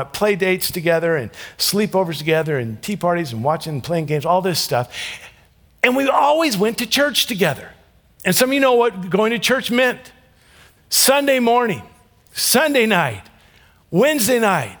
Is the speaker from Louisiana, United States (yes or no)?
yes; Ruston, Louisiana, United States; I was born in Ruston, Louisiana